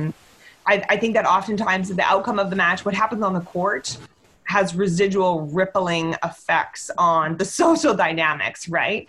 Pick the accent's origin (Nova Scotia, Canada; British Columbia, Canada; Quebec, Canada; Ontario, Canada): British Columbia, Canada; Victoria; also born or lived in Calgary; I grew up in Victoria